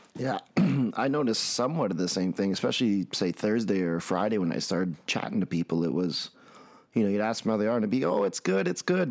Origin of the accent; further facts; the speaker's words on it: Red Deer, Alberta, Canada; I'm from Red Deer, Alberta, Canada, and I run a float center